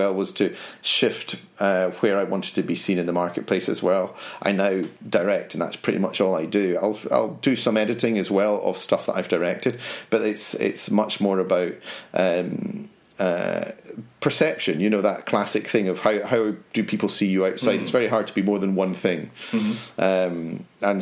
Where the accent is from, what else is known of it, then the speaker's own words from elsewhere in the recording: Edinburgh, Scotland, United Kingdom; So I was Edinburgh, and it's more a case of which school didn't I go to in Edinburgh